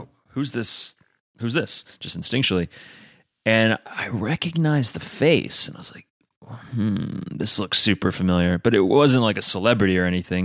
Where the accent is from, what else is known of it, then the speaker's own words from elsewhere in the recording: United States; I'm American